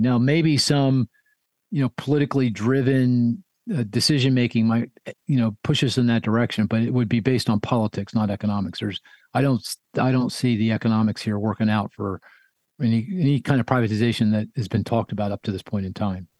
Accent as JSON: {"language": "English", "town": "Philadelphia", "region": "Pennsylvania", "country": "United States", "tie": "born or raised there", "said": "my hometown of Philadelphia"}